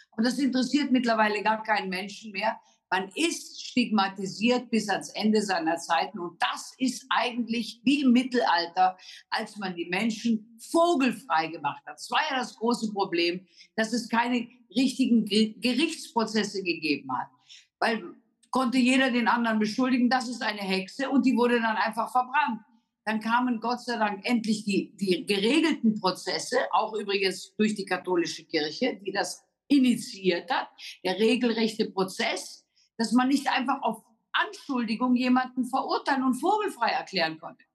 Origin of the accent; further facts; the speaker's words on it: Germany; Wir haben als Deutsche